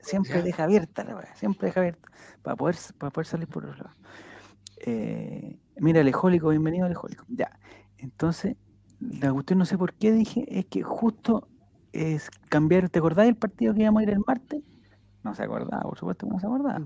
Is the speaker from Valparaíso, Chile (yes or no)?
no; Santiago, Santiago Metropolitan Region, Chile; somos pocos los de Santiago